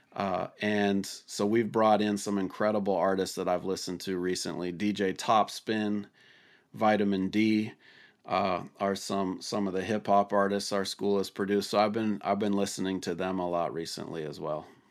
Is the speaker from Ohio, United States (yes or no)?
no; Washington, United States; my home state of Washington